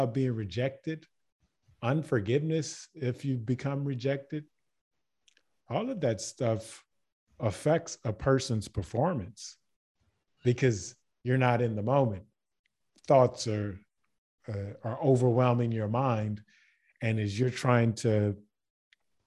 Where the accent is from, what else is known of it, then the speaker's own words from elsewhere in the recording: Baton Rouge, Louisiana, United States; moved away as an adult; also born or lived in Germany; now in Croatia; I'm from Baton Rouge, Louisiana